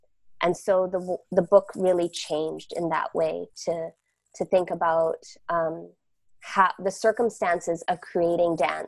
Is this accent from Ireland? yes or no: no; Malaysia; born there; moved away; also born or lived in Canada / United States; I was born in Malaysia and came to Turtle Island, Canada, and the US, and spent my time in both of those countries.